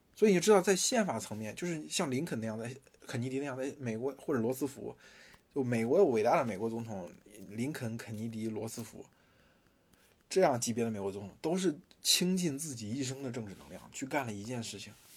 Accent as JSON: {"language": "Chinese", "country": "China", "said": "因为我们不是中国人嘛"}